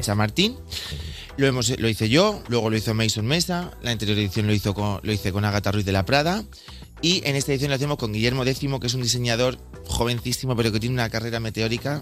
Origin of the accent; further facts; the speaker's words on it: Bigastro, Valencian Community, Spain; moved away; yo soy de Bigastro, un pueblecito que está muy cerquita de Torrevieja, zona costera, el Levante